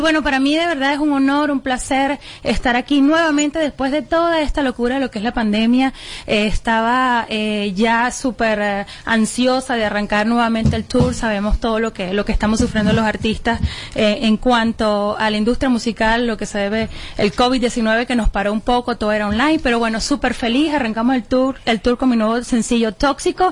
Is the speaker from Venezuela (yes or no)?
yes; Venezuela; moved away